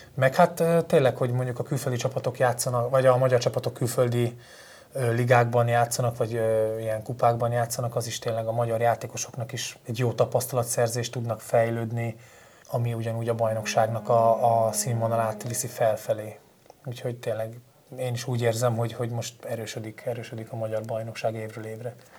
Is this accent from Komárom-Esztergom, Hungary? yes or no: no; Falco, Vas, Hungary; moved away as an adult; also born or lived in Kecskemét / Sweden; ott nőttem fel, ott lettem mb játékos